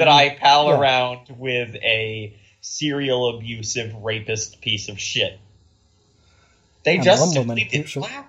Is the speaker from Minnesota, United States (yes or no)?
no; Virginia, United States; I'm a white dude. I'm from the South. Specifically, I'm from Virginia. There's a lot of shit named after Robert E. Lee in the county that I grew up in.